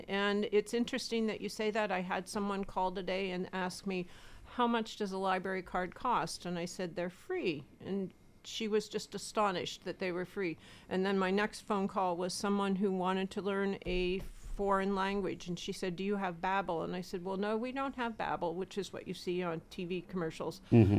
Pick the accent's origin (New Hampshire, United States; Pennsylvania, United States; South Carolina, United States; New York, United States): Pennsylvania, United States; Erie; also born or lived in Arizona / Florida Keys / Massachusetts; I actually grew up born and raised in Erie, Pennsylvania. I left when I was 18 years old and swore I'd never be back.